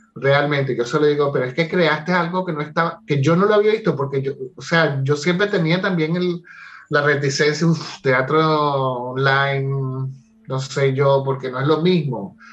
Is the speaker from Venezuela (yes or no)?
yes; Caracas, Capital District, Venezuela; yo soy de Caracas